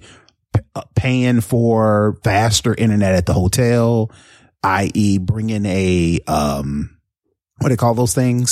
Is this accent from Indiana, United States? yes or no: yes; Indianapolis, Indiana, United States; moved away; Indianapolis, uh, was my hometown